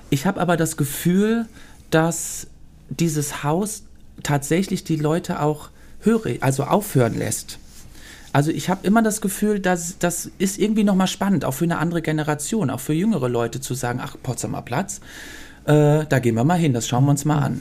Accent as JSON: {"language": "German", "town": "Brussels", "region": "Brussels-Capital Region", "country": "Belgium", "tie": "born there", "also_born_or_lived": "Cologne, Germany", "said": "ich bin in Brüssel geboren"}